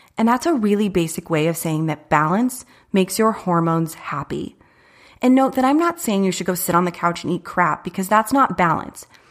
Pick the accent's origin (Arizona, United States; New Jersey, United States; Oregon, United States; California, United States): Arizona, United States; Chandler; I was born and raised in Chandler, not too far from here